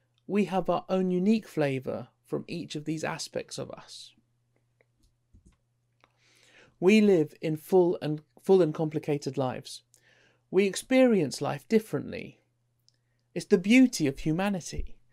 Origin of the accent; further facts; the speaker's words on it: London, United Kingdom; also born or lived in Isle of Wight; I identify more as a Londoner, so I suppose that would make me more English Indian, although on the census form I was British Indian. I describe myself as working class. I love Lidl and Aldi, and I grew up in East London.